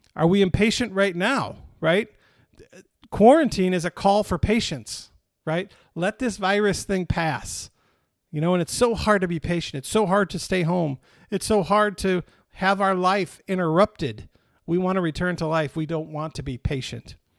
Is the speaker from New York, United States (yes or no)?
no; Michigan, United States; now in Texas, United States; When I grew up in Michigan, summers were exciting because the weather was nice. Now that I live in Texas